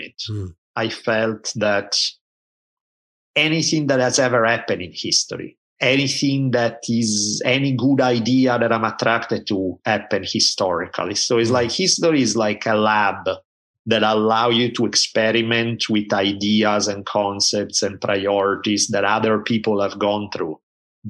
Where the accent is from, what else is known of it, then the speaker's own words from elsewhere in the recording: Italy; I grew up in Italy at a time when there were maybe two TV channels